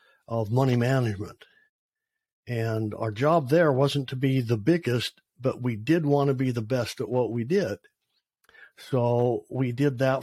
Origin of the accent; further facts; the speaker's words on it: Utah, United States; moved away as an adult; now in Texas, United States; I grew up in Utah